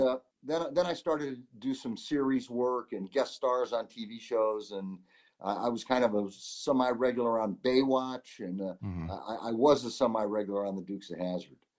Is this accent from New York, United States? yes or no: yes; Syracuse, New York, United States; moved away as an adult; also born or lived in Los Angeles; my hometown of Syracuse, New York.